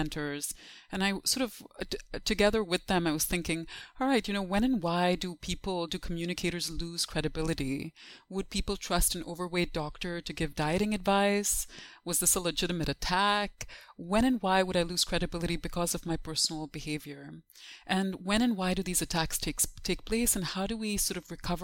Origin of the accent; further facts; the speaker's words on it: Dubai, United Arab Emirates; moved away as an adult; also born or lived in Urbana-Champaign, United States / Pittsburgh, United States / New York City, United States; growing up in Dubai